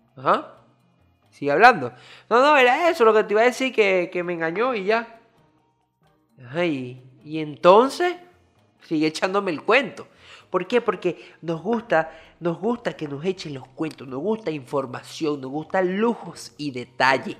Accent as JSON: {"language": "Spanish", "country": "Venezuela", "moved": "yes", "lives_now": "Dominican Republic", "said": "soy venezolano que vive en República Dominicana"}